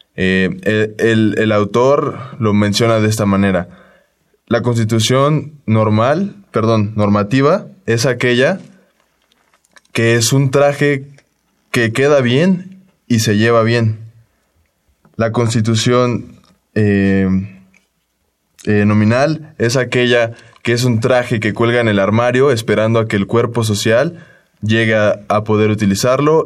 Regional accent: Mexico

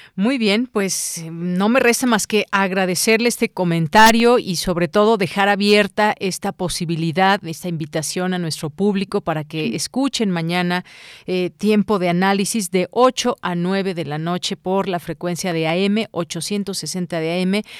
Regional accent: Mexico; como ciudadanos, como mexicanas y mexicanos

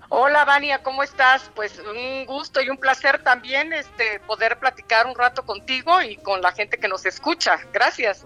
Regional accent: Mexico; la educación que tenemos, como, como mexicanos, mexicanas

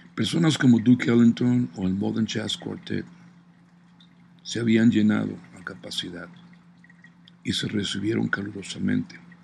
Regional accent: Mexico City, Mexico; moved away as an adult; also born or lived in Washington, D.C., United States / Boston, United States; Crecí en la Ciudad de México

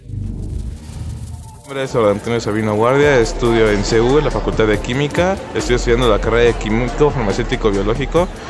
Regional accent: Ecuador; soy de Ecuador

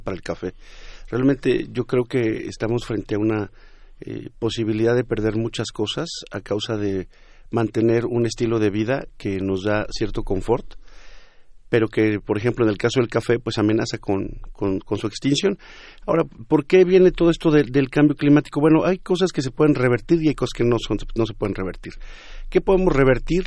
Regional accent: Mexico; nosotros en México

